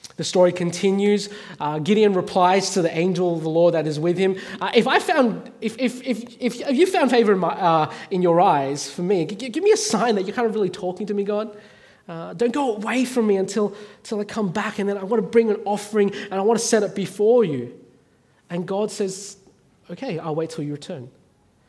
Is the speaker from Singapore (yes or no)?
no; Australia; moved away as an adult; now in North Africa; being Chinese Australian